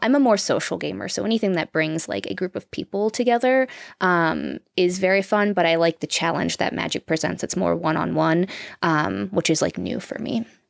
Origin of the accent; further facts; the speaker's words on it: Florida, United States; moved away as an adult; also born or lived in California; we're from Florida